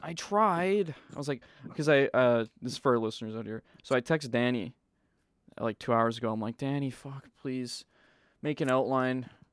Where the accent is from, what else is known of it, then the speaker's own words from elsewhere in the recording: Manitoba, Canada; we're from Manitoba